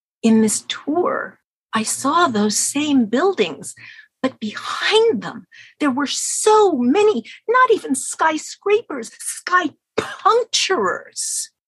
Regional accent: New York City, New York, United States; Growing up in New York

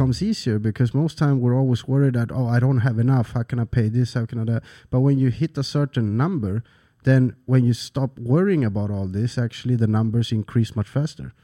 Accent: Sweden; English is a second language; moved away as an adult; also born or lived in San Andrés, Colombia; now in Phuket, Thailand; moved to Sweden. I was three years old, and I lived there until nineteen, nineteen and a half, and then I moved to Thailand

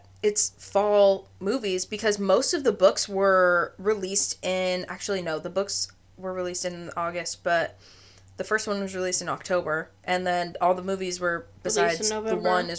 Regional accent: Oregon, United States; from my hometown, because I'm very northern Oregon, I don't know how far it would be from my hometown to Forks.

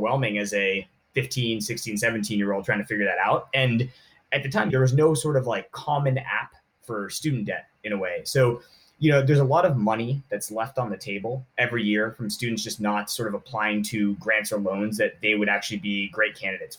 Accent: Southern California, United States; I grew up in Southern California

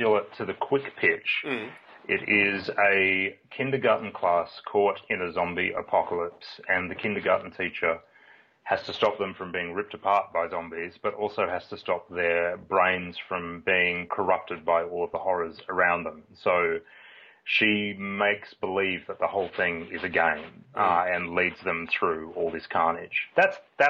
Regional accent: Australia; also born or lived in United Kingdom; In Australia, we have one accent

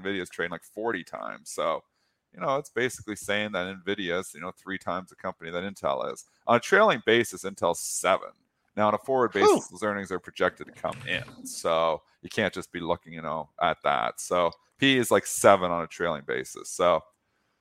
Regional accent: Canada; I speak as a Canadian

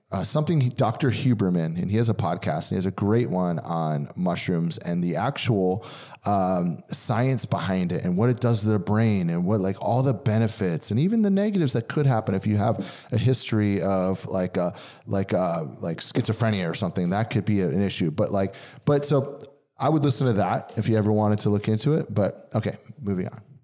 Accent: Pennsylvania, United States; moved away; I'm from Pennsylvania

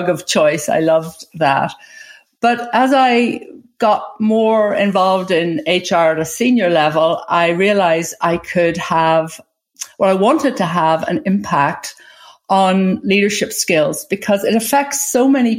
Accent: Ireland; also born or lived in England; now in United States; I was born in Ireland. I went to school in England.

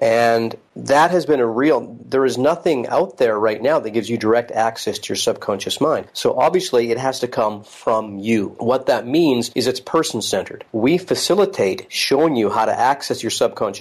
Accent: Salmon Arm, British Columbia, Canada; moved away as an adult; also born or lived in California; now in North Vancouver, Canada; I'm from the interior British Columbia, and my partner is Annie, who I also, we grew up in Salmon Arm together

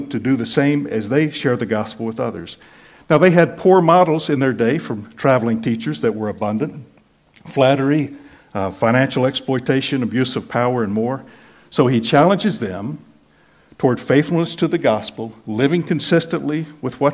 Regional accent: United States; born or raised there; moved away as an adult

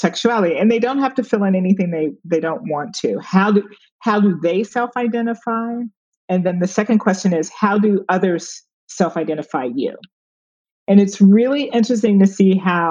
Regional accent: Chicago, Illinois, United States; moved away as an adult; now in New York, United States; growing up on the South Side of Chicago, I went to Wendell Smith

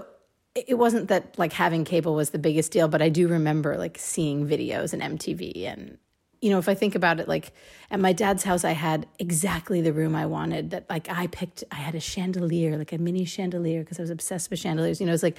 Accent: San Francisco, California, United States; also born or lived in Richmond, California; So there was a period of time when I lived in the East Bay, which is where my mom could like afford to buy a house, but she still worked in San Francisco. So we used to live in Richmond, California

